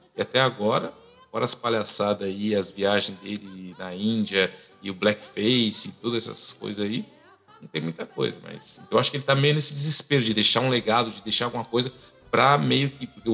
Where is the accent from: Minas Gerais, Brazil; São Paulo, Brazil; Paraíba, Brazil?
São Paulo, Brazil; moved away as an adult; now in Canada; eu sou nascido em Itaquera